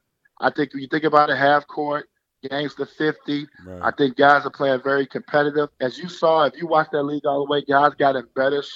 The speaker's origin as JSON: {"language": "English", "town": "Chicago", "region": "Illinois", "country": "United States", "said": "We're both from the South Side of Chicago."}